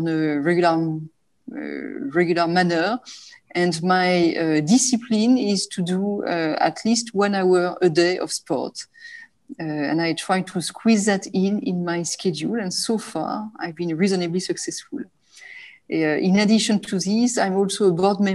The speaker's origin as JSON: {"language": "English", "country": "France", "also_born_or_lived": "Japan / Singapore", "accent": "French", "moved": "as an adult", "lives_now": "Hong Kong", "said": "As you can tell from my accent, I'm French, but I've spent more than 10 years of my professional life in Asia"}